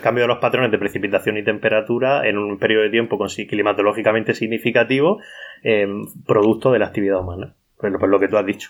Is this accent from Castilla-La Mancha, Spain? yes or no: no; Cartagena, Region of Murcia, Spain; Yo soy de Cartagena, del sureste de la península ibérica, en la región de Murcia